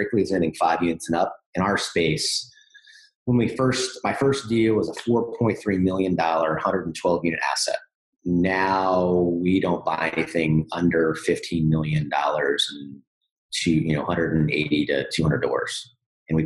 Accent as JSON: {"language": "English", "town": "Jacksonville", "region": "Florida", "country": "United States", "tie": "born or raised there", "said": "I grew up in Jacksonville"}